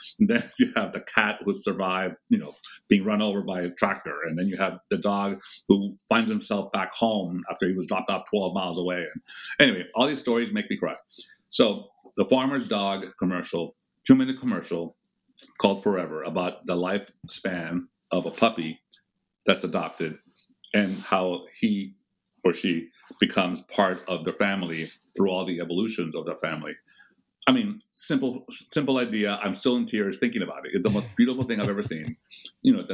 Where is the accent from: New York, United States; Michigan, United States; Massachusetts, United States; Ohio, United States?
Massachusetts, United States; Boston; I was born in Boston